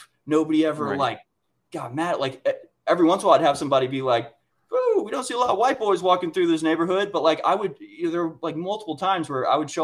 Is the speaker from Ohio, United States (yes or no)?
no; Houston, Texas, United States; moved away; also born or lived in Washington, District of Columbia, United States; I grew up in Houston, where there is truly natural diversity